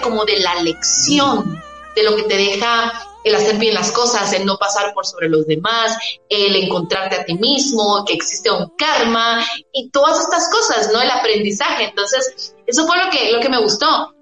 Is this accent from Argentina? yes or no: no; Guatemala; somos de Guatemala, dos mujeres que estamos dentro de la música